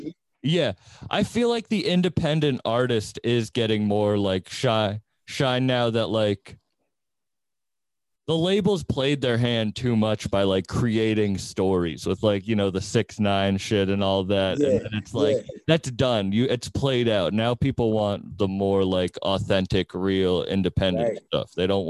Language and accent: English; Boston, Massachusetts, United States; I'm from Massachusetts. I'm from Boston, and I don't know. It's a smaller scene, so they don't have like their own music.